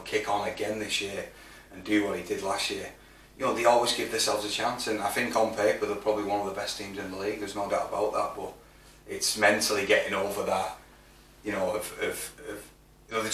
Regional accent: St Helens, North West England, United Kingdom; my hometown club

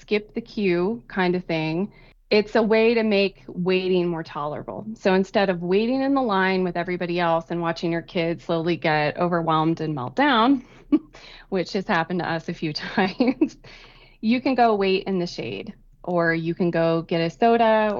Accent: Kansas, United States; born or raised there

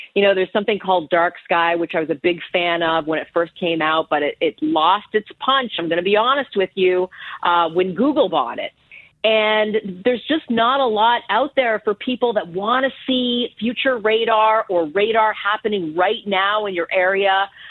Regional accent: Ottawa, Ontario, Canada; moved away as an adult; growing up in, in Ottawa, it's like one of the coldest capitals in the world

